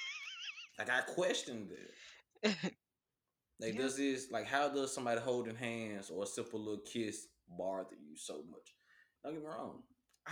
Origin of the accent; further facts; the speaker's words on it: Memphis, Tennessee, United States; I'm from Memphis, so everybody's a bruh, a man